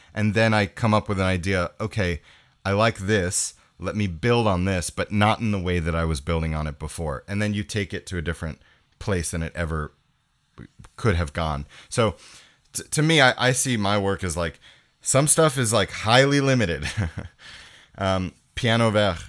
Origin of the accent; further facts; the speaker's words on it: New York, United States; moved away as an adult; now in Montreal, Canada; I grew up in New York, so, um, I moved to Canada when I was eighteen.